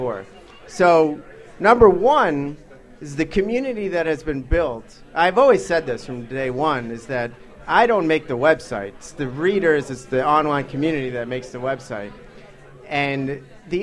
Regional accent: Long Island, New York, United States; moved away as an adult; now in Washington, D.C., United States; I spent most of my formative years in Long Island

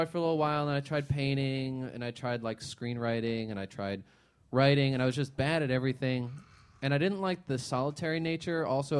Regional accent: Bethlehem, Pennsylvania, United States; moved away as an adult; now in Philadelphia, United States; I grew up in Bethlehem, Pennsylvania, and I went to school here, and I just stayed here.

